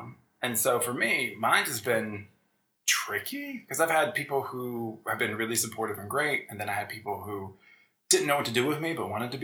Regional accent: Williamsburg, Virginia, United States; Colonial Williamsburg, Virginia

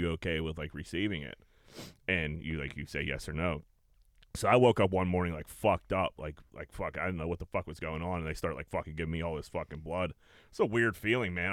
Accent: Pittsburgh, Pennsylvania, United States; I'm from Pittsburgh

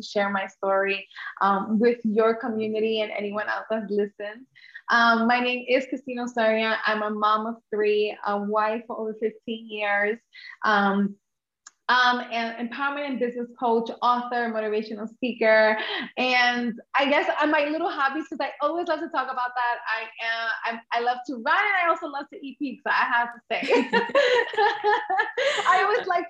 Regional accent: New York, United States; first language English; I'm Honduran American, and I grew up in New York

